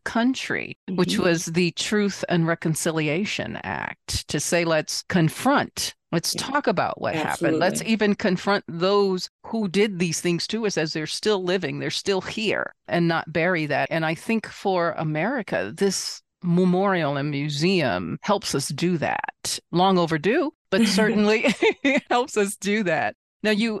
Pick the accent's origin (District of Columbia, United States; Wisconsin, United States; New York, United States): District of Columbia, United States; Washington; I'm originally from Washington, D.C.